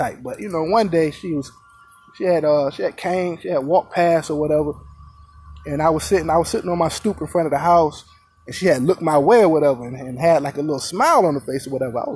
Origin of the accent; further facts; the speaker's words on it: Virginia, United States; I was in Virginia, my hometown, Virginia